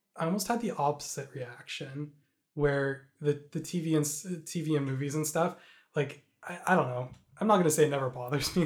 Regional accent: Canada; as a Canadian

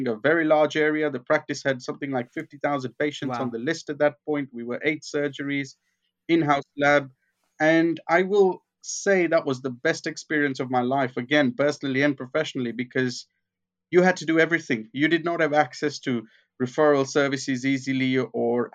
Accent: Kenya; moved away; I grew up in Kenya

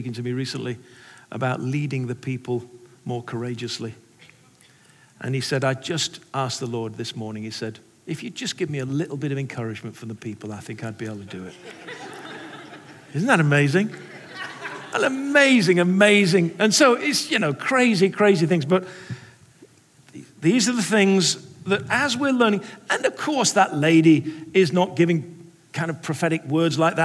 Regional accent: England, United Kingdom; now in United States; I'm an English person

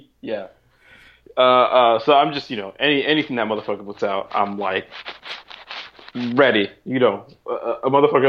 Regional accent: Brooklyn, Long Island, New York, United States; Brooklyn, born and bred, you know, was born there to two immigrant parents. You know, my parents are Haitian. My mom's not around anymore. But yeah, so grew up in Brooklyn until I was 10. Then my mom moved us out to Long Island.

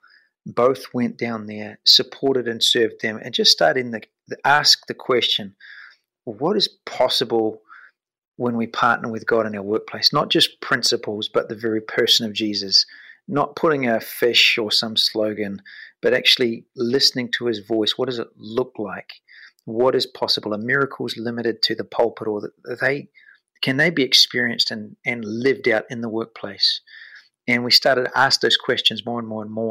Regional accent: New Zealand; moved away as an adult; I've got a family of four and we're from New Zealand

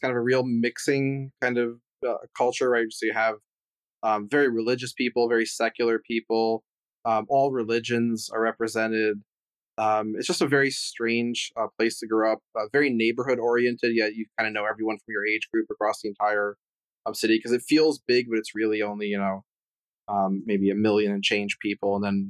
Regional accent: Providence, Rhode Island, United States; But yeah, I'm originally from Providence, Rhode Island, even though I didn't spend a lot of time there.

